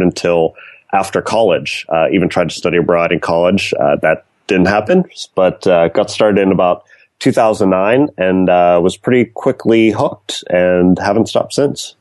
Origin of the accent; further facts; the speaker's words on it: north of Pittsburgh, Pennsylvania, United States; moved away as an adult; also born or lived in East Coast; now in San Francisco, United States; Originally from a little bit north of Pittsburgh